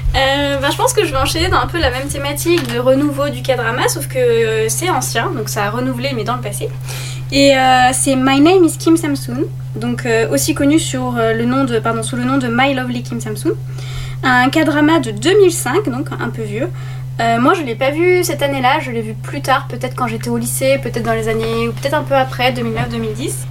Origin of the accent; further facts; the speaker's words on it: France; nous en tant que français